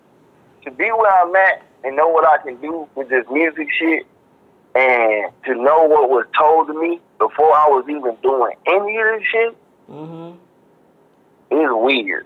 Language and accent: English; Washington, District of Columbia, United States; That's where I grew up going to in Washington, D.C.